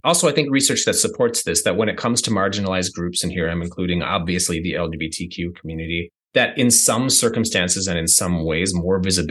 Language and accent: English; United States; I'm from the States